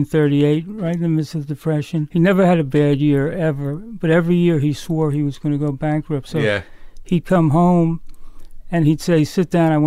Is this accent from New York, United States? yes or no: yes; New York City, New York, United States; also born or lived in The Bronx, New York; I was in the Bronx till I was 5, and then I grew up in the city, in the Upper West Side of Manhattan.